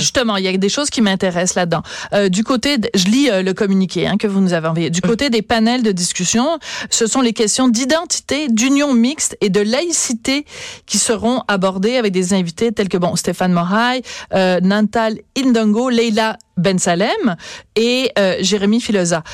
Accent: Quebec, Canada; on est tous des Québécois

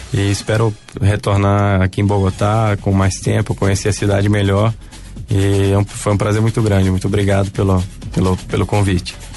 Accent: Manaus, Amazonas, Brazil; eu nasci em Manaus e minha família continua em Manaus

